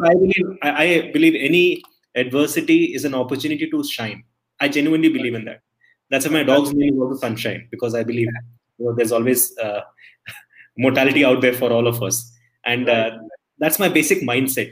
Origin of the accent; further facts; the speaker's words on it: Delhi, India; moved away as an adult; also born or lived in Palakkad; now in Bangalore, India; I was born and brought up in Delhi